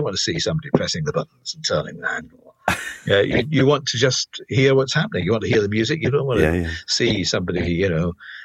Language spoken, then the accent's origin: English; Glasgow, Scotland, United Kingdom; being Scottish and being Glasgow